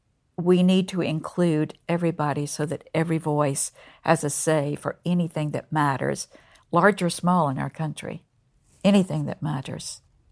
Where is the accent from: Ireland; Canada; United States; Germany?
United States; Concord, North Carolina; I grew up just outside of Mill Village in Concord, North Carolina.